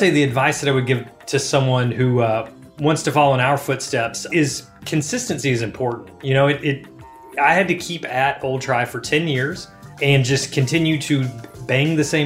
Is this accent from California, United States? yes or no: no; Alabama, United States; moved away as an adult; also born or lived in Mississippi / Georgia / North Carolina; now in Boston, United States; I am from Alabama, went to college in Mississippi, lived in Georgia and North Carolina